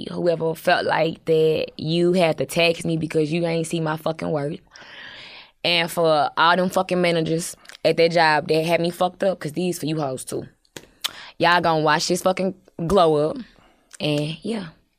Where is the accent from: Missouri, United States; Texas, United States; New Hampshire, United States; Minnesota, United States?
Missouri, United States; St. Louis; I'm from the Lou.